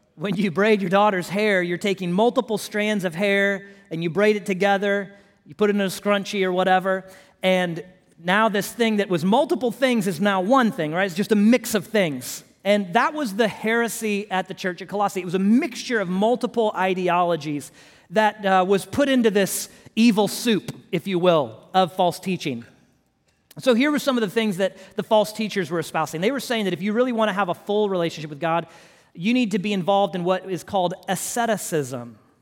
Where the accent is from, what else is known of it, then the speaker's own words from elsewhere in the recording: Houston, Texas, United States; moved away; I'm from Houston originally.